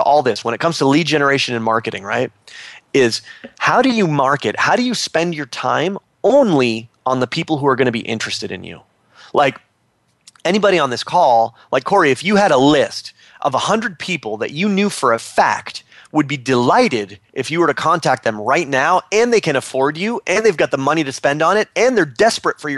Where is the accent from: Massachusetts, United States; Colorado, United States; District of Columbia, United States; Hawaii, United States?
Massachusetts, United States; Boston; moved away as an adult; now in Nashville, United States; I'm from Boston, Massachusetts. Now I live in Nashville, Tennessee